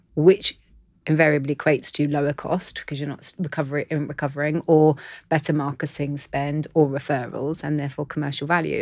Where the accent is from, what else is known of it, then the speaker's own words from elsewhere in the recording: London, United Kingdom; I'm in Londoner